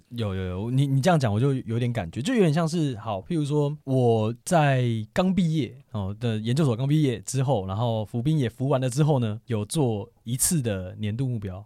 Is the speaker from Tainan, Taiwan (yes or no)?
no; Taoyuan, Taiwan; 因为我现在住在桃园，然后嗯。离我老家很近，也在嗯。桃园